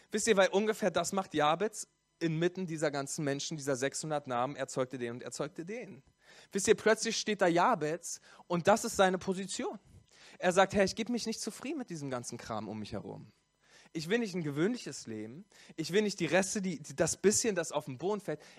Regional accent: Berlin, Germany; So, ich komme aus Berlin, ich bin gebürtiger Berliner und in Hessen gibt es so eine Karnevalskultur.

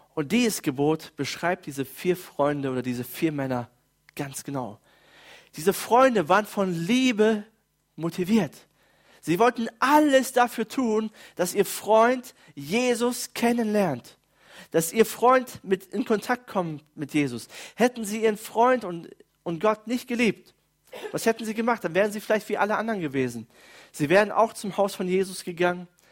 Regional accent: Germany; bei uns in Deutschland

